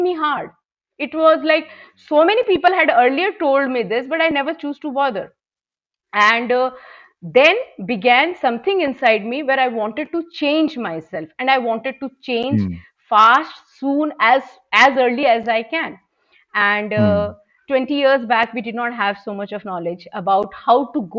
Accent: Kolkata, West Bengal, India; moved away as an adult; now in Bangalore, India; I have born and brought up in Kolkata.

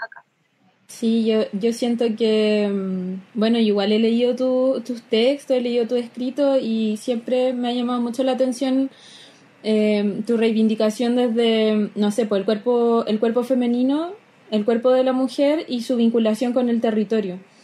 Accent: Chile; como chilenos

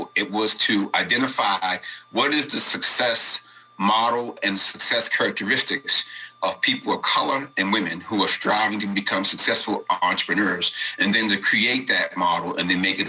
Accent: Baltimore, Maryland, United States; I was raised here, Blair, in a neighborhood that was a project area, low-income African-American neighborhood.

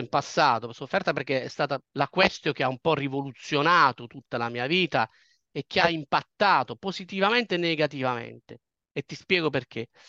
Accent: Potenza, Basilicata, Italy; moved away as an adult; also born or lived in Bologna / Turin; now in London, United Kingdom; sono nato a Potenza, una piccola cittadina della regione Basilicata

